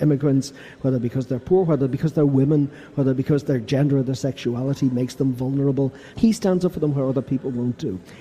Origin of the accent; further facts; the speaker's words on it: Ireland; I come from Ireland.